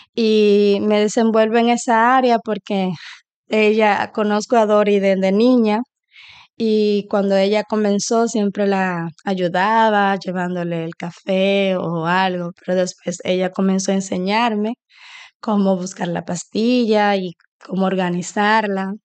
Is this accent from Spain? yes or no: no; Dominican Republic; now in Sweden; Soy dominicana, eh, residente en Suecia ahora mismo, pero ahora me encuentro de visita en mi país con mi familia